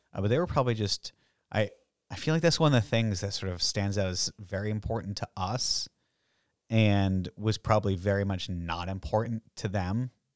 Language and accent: English; Massachusetts, United States; we're from Massachusetts